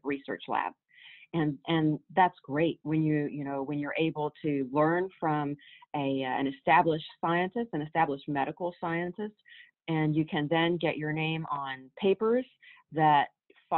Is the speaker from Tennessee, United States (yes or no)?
yes; Waverly, Tennessee, United States; I grew up in Waverly, Tennessee